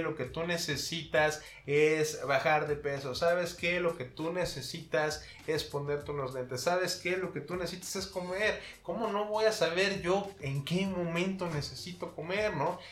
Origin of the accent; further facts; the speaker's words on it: Mexico; nosotros como mexicanos